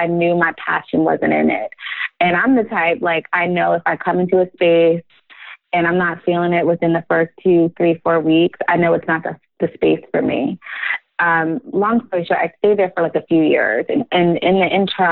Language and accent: English; New Jersey, United States; She and I grew up together in New Jersey